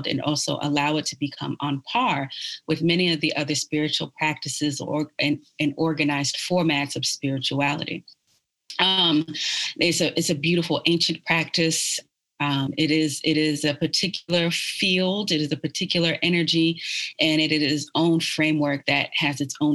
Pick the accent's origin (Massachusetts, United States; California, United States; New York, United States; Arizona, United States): New York, United States; New York City; now in Austin, United States; I was born in Brooklyn, New York, and I was born in Brooklyn at the height of hip hop